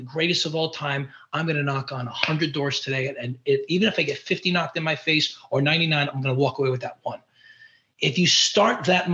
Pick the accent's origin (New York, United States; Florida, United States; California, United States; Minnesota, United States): New York, United States; I'm from New York